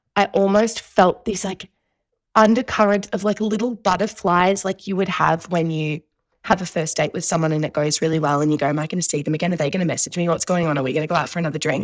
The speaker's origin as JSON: {"language": "English", "town": "Melbourne", "region": "Victoria", "country": "Australia", "tie": "born or raised there", "said": "I grew up in Southeast, uh, Victoria, in Melbourne"}